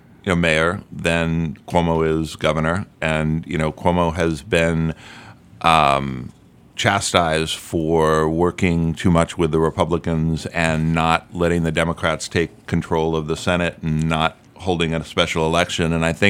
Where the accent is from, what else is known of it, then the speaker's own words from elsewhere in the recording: Albany, New York, United States; I was not. I was born and raised in Albany, New York.